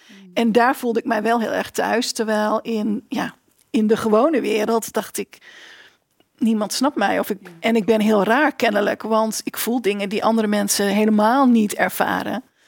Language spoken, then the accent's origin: Dutch; Winschoten, Groningen, Netherlands; moved away as an adult; also born or lived in Enschede; ik groeide op in Winschoten, in eh, Oost-Groningen.